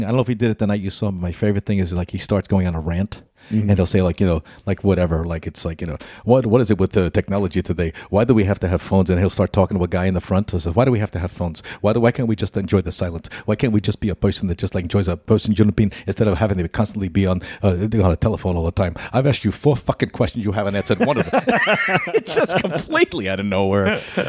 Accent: New York, United States; I'm from New York, so we got to.

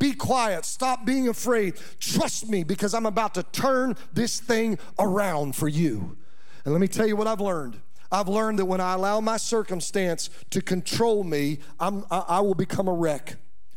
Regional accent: Kansas, United States; moved away; I was born in Kansas

